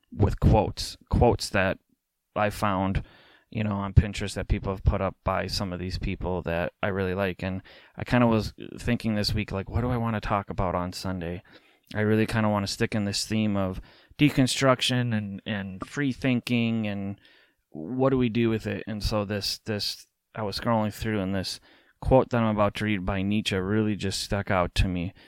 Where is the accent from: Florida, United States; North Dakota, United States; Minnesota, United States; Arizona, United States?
Minnesota, United States; an American, um, specifically in the Twin Cities here in Minnesota